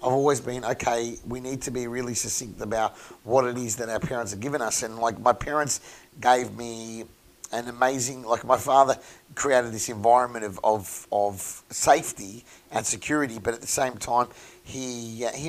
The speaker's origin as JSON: {"language": "English", "town": "Melbourne", "region": "Victoria", "country": "Australia", "said": "from Mooney Ponds, auctioneer and real estate agent"}